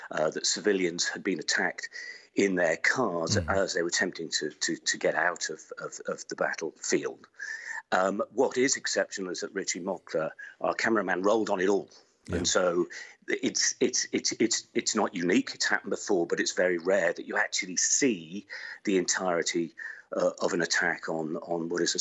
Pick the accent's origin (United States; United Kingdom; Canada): United Kingdom; We identified ourselves as British journalists